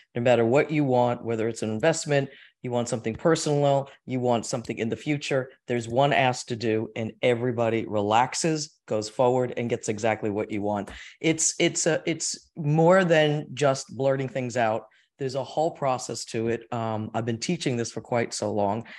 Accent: Ridgefield, New Jersey, United States; We're from Richfield, New Jersey. I am a Jersey girl

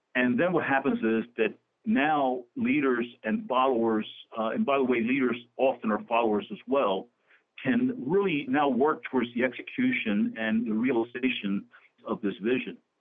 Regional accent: Camden, New Jersey, United States; also born or lived in Puerto Rico; I was born in Puerto Rico, but I grew up in the city of Camden, New Jersey

